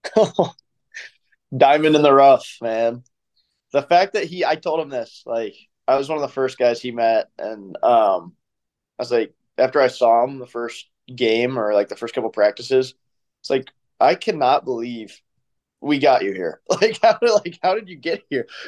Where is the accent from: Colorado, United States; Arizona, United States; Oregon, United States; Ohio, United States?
Ohio, United States; Columbus; also born or lived in Michigan; I'm from Columbus